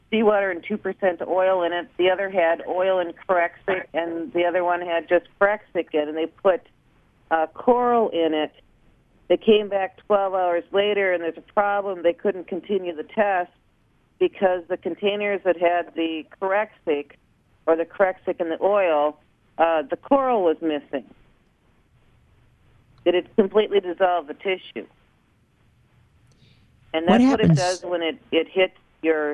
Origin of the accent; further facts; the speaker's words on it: Minnesota, United States; my home state, Minnesota